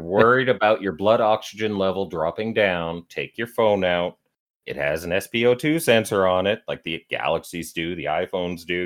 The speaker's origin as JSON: {"language": "English", "country": "Canada", "said": "I'm Canadian"}